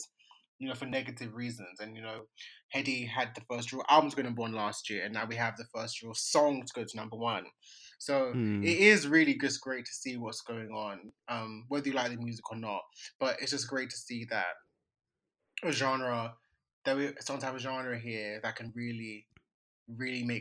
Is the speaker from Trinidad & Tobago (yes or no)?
no; Nigeria; I'm Nigerian